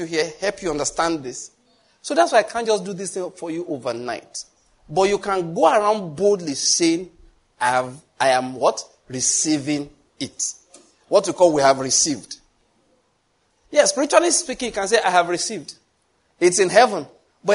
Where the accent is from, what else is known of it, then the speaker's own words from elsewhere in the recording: Nigeria; I came from Nigeria